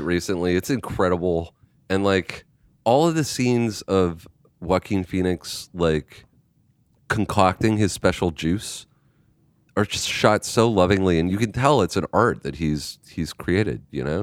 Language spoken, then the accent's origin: English; Canada; I'm Canadian.